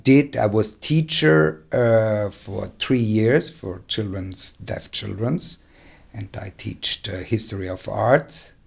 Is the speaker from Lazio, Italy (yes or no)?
no; Trentino-Alto Adige, Italy; first language German; And the country and South Tyrol, it's very, I grow up in the nature, in the forest